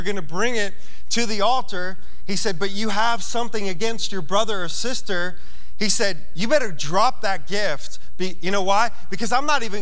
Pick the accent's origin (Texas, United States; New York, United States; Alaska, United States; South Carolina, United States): New York, United States; I'm from New York